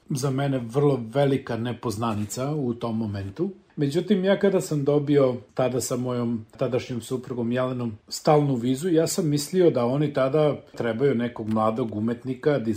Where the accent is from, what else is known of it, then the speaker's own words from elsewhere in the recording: Aleksinac, Nišava District, Serbia; moved away as an adult; also born or lived in Niš / New Zealand; ja sam rođen u Aleksincu. Odrastao sam na Lesinačkom rudniku u velikoj porodici dedom Jovanom i nanom Milicom